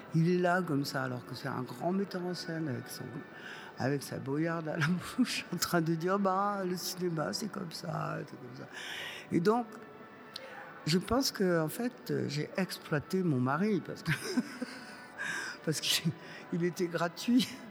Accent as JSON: {"language": "French", "town": "Montpellier", "region": "Occitania", "country": "France", "also_born_or_lived": "Boulogne-Billancourt", "moved": "yes", "said": "on était de Montpellier, on parlait avec un accent énorme."}